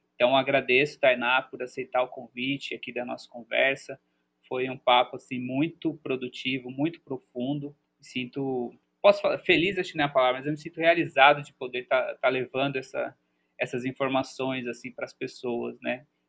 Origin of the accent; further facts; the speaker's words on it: São Paulo, Brazil; also born or lived in São Carlos; A gente que é da cidade, eu sou da cidade, nasci em São Paulo, né? Eu tive um processo de morar no interior de São Paulo, mas também era uma cidade bem urbana, que é São Carlos